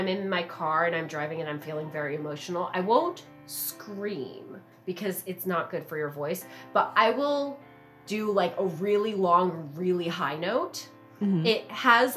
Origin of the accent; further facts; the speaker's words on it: Southern California, United States; growing up in Southern California